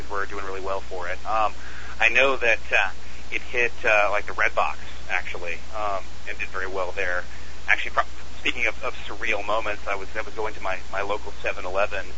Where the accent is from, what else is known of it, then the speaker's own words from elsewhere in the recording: Texas, United States; I grew up in Texas, not far from the border as well